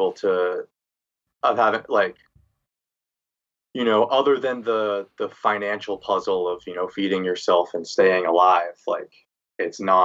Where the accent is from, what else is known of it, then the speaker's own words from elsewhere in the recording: Los Angeles, California, United States; moved away as an adult; also born or lived in Boston / New York City / Denver; I grew up in Los Angeles.